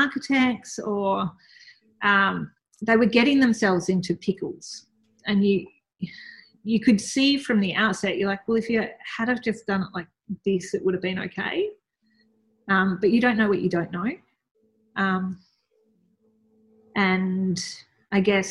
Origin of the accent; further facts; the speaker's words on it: Melbourne, Victoria, Australia; I grew up in Melbourne